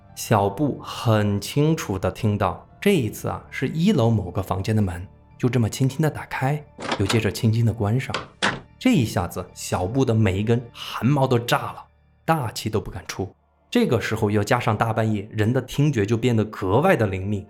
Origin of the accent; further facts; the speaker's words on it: Sichuan, China; 我们四川人